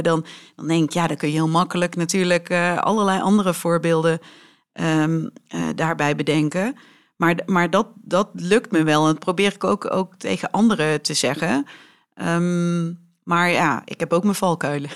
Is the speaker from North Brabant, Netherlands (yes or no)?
no; Weert, Limburg, Netherlands; first language Dutch; mijn ouders zijn eh, echte Weertenaren en eh, spreken dus ook een Weerts dialect